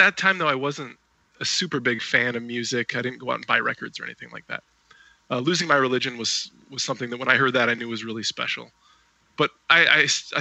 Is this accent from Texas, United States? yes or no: no; Rockford, Illinois, United States; I am from Rockford, Illinois, and that's where I currently am as well